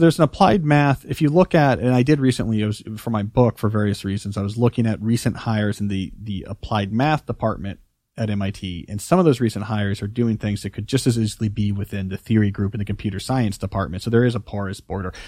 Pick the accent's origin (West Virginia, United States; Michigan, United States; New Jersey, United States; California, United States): New Jersey, United States; also born or lived in Houston, Texas; I moved after second grade from Houston to New Jersey